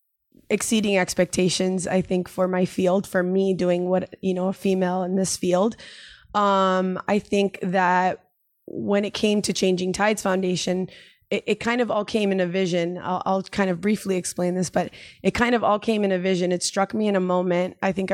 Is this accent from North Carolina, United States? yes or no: no; Miami, Florida, United States; moved away as an adult; now in San Diego, United States; I'm a female from Miami. There's not really a lot of waves there.